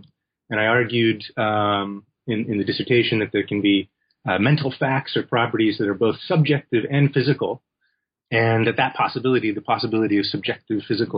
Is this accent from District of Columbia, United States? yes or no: no; Seattle, Washington, United States; also born or lived in Los Angeles; now in Bloomington-Normal, United States; Well, I was born in LA, in Los Angeles, California, but I did a lot of my growing up in Seattle, Washington, and in the Midwest also, in a small college town called Bloomington Normal, Illinois, which is where I'm talking to you from right now.